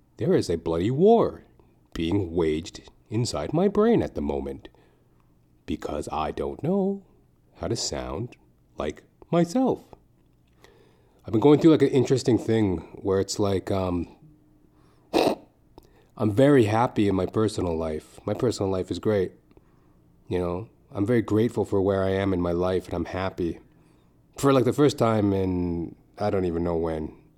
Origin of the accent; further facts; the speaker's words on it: Trinidad & Tobago; we're Trinidadian.